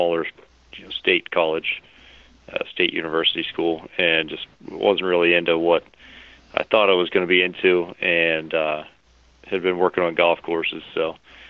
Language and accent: English; Bellefonte, Pennsylvania, United States; moved away as an adult; also born or lived in Pittsburgh, Pennsylvania; now in Dublin, Ohio, United States; that's where I grew up, right there in Happy Valley. I grew up in Bellefonte